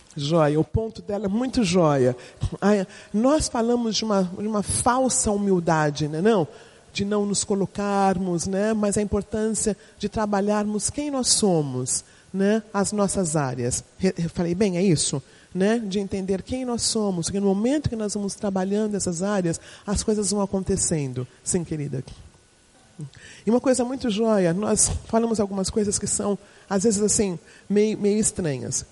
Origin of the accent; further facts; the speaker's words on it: São Paulo, Brazil; eu sou paulistana